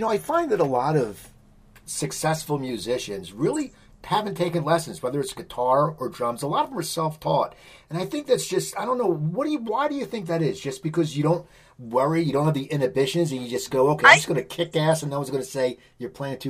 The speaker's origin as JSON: {"language": "English", "region": "New Jersey", "country": "United States", "tie": "born or raised there", "also_born_or_lived": "West Coast, United States", "moved": "as an adult", "said": "I grew up in New Jersey, where I am now. But then I lived on the West Coast for 25 years, and I just moved back 4 years ago."}